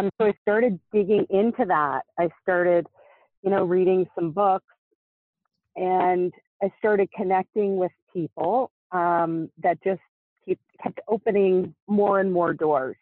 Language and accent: English; Nova Scotia, Canada; moved away; also born or lived in Ontario, Canada; I moved away from my hometown of Nova Scotia, Canada, to Ontario, Canada